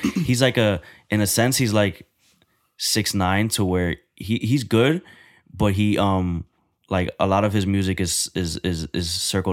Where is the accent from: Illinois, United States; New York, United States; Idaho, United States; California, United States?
New York, United States; moved away; I'm a boy from New York